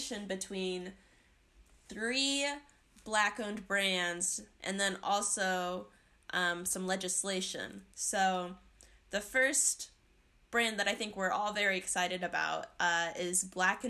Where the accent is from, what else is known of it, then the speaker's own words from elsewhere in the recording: West Des Moines, Iowa, United States; I'm from West Des Moines